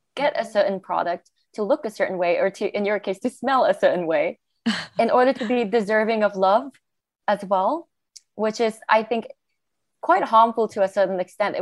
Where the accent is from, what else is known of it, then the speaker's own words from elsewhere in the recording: Malaysia; now in Australia; I'm from Malaysia. But even in Malaysia, growing up